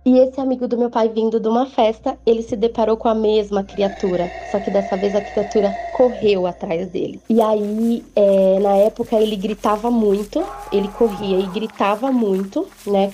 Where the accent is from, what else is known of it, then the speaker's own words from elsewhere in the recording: São Paulo, Brazil; eu sou de São Paulo